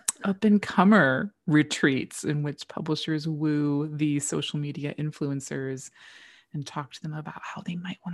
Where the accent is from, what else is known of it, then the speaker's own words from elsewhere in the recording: Chicago, Illinois, United States; me, Midwest girl. I mean, I grew up in Chicago